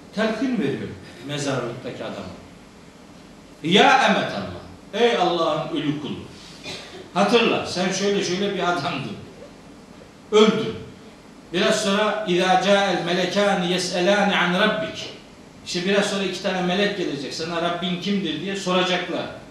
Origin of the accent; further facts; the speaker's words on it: Trabzon, Turkey; Ben Trabzonluyum.